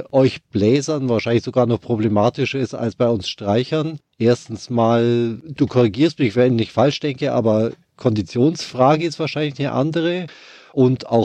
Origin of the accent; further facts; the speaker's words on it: Bavaria, Germany; now in Bonn, Germany; Vielleicht hört man es an meinem Dialekt auch ein wenig. Ich komme aus Bayern. Ich lebe aber seit den 90er Jahren bereits hier in der Nähe von Bonn